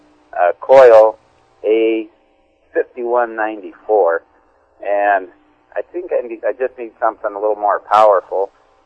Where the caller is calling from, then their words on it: Eagle River, Alaska, United States; I'm calling from Eagle River, Alaska.